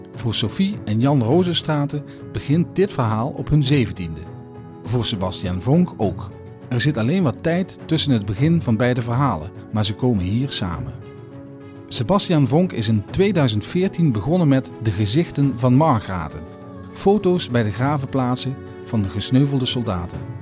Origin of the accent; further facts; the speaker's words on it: Limburg, Netherlands; Ik ben Limburger. Ik ben Nederlander.